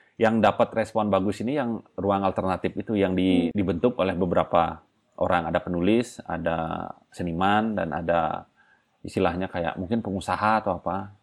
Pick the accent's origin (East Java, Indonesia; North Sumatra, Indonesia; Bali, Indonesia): Bali, Indonesia; saya orang Bali